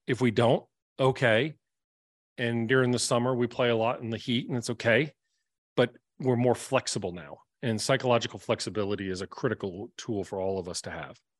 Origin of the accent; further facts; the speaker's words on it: the South, United States; I'm from the South.